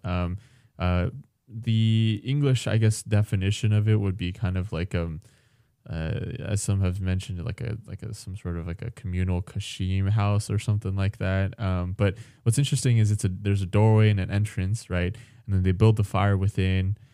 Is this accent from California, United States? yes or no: yes; California, United States; now in Alaska, United States; as a Californian